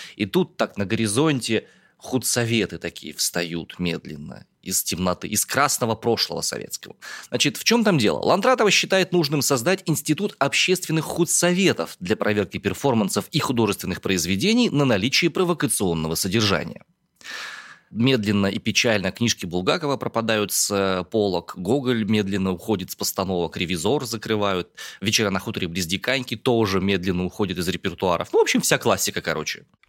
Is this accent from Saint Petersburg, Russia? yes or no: no; Omsk, Omsk Oblast, Russia; born or raised there